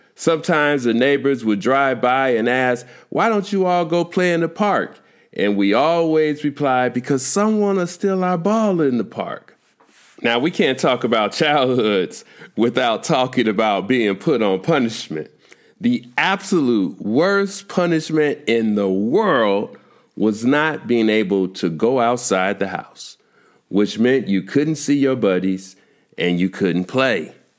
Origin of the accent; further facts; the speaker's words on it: Chicago, Illinois, United States; growing up in Chicago